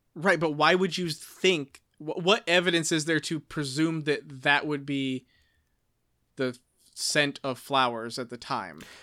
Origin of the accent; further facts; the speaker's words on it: United States; I'm just an American.